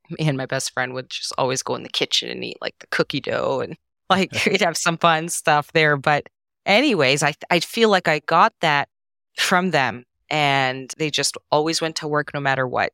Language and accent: English; Canada; first language Serbo-Croatian; English is a second language; So, I was born and raised in Canada, even though all, I'm first generation Canadian.